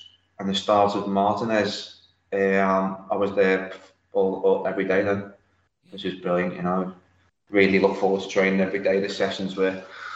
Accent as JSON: {"language": "English", "area": "the Wirral, just outside Liverpool", "region": "North West England", "country": "United Kingdom", "said": "I'm just outside Liverpool, more on the Wirral, so which is next to Tranmere Rovers"}